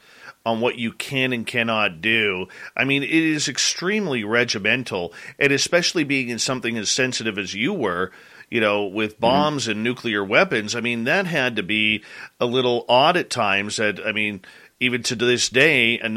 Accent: Canada; me being Canadian

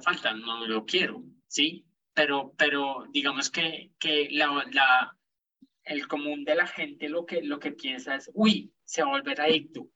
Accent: Colombia; crecimos, por más acá en Colombia

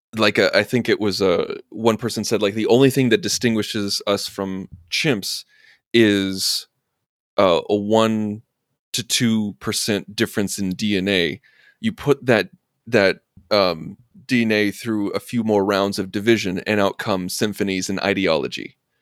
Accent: Urbana, Illinois, United States; I was born and raised in Urbana, Illinois

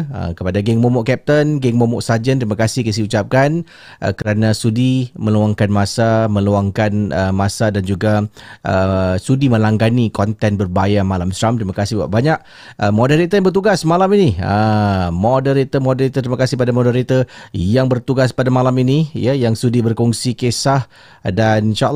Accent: Jurong, Singapore; Okey. Saya berasal daripada Jurong.

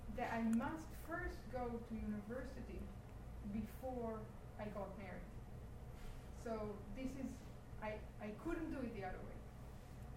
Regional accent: Israel; I'm from Israel, so Israel is by the Red Sea

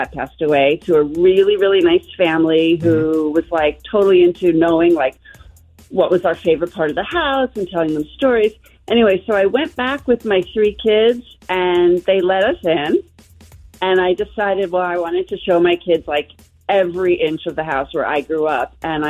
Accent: Long Island, New York, United States; also born or lived in Woodland Hills, Los Angeles; now in Los Angeles, United States; we live here in L.A. in Woodland Hills. I grew up in New York on Long Island.

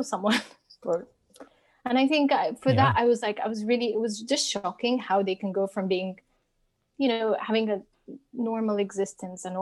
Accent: Cairo, Cairo Governorate, Egypt; It's my Egyptian upbringing

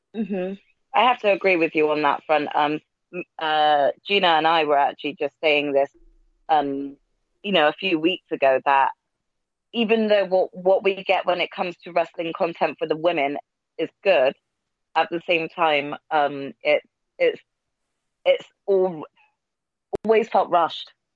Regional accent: United Kingdom; us Brits

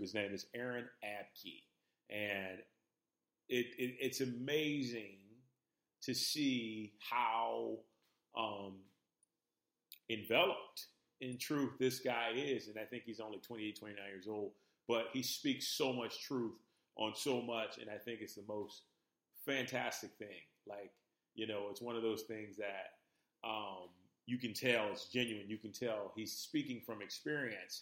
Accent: New Orleans, Louisiana, United States; moved away as an adult; now in Los Angeles, United States; So I grew up in New Orleans, Louisiana. And I spent pretty much almost 30 years in New Orleans

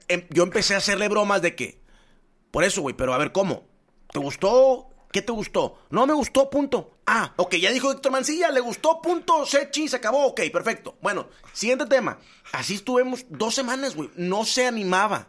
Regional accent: Nuevo León, Mexico; also born or lived in Puebla; yo llego de Puebla, yo crezco en Nuevo León

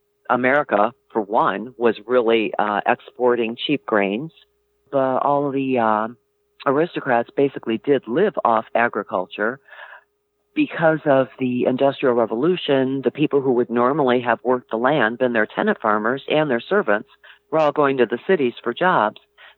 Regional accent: Michigan, United States; moved away as an adult; I grew up in Michigan.

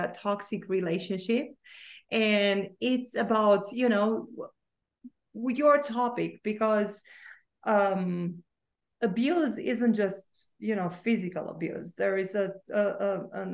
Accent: Romania; I was born and I grew up in Romania

